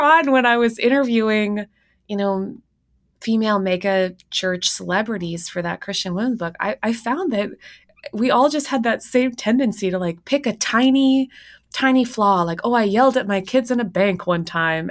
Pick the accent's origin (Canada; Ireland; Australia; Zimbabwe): Canada; Winnipeg, Manitoba; moved away; my hometown of Winnipeg, Manitoba